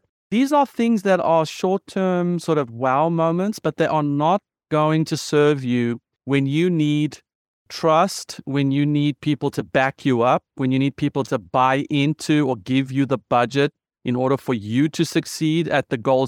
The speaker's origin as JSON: {"language": "English", "country": "South Africa", "said": "I am a South African. I am a white South African. I'm a male South African. I was privileged in my education, South African."}